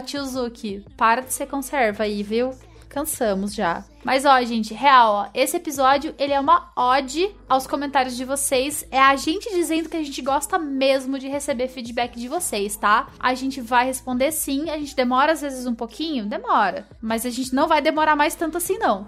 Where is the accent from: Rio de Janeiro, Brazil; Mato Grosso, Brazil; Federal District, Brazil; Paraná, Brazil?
Paraná, Brazil; Curitiba; also born or lived in São Paulo; eu sou curitibana